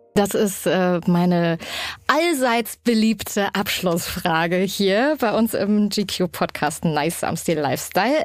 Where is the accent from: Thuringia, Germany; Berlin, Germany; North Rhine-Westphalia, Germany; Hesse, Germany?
Thuringia, Germany; Erfurt; wir kommen beide aus Erfurt